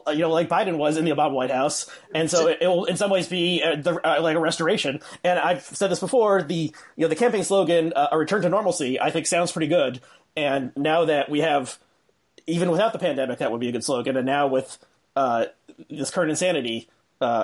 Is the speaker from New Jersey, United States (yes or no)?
yes; New Jersey, United States; I grew up in New Jersey